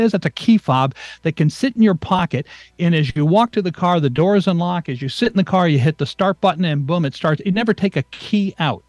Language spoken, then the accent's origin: English; New England, United States; I grew up in New England, so a station, one of my favorite stations, rock and roll, was WRKO and WMEX out of Boston.